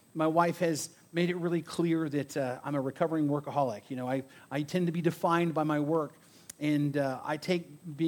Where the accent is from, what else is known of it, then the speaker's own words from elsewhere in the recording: Bakersfield, California, United States; also born or lived in Arvin, California; growing up in Bakersfield and around Arvin and living here in the desert